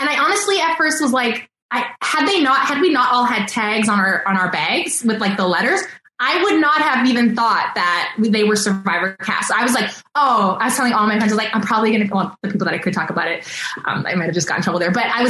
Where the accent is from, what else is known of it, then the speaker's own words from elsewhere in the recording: East Coast, United States; And I'm such a fast walker because I grew up on the East Coast.